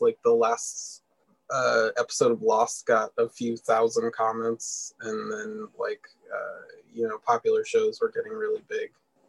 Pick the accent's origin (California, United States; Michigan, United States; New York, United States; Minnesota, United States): California, United States; Southern; moved away; also born or lived in Las Vegas, Nevada; I grew up in Southern California, and I was actually living in Vegas when Community premiered.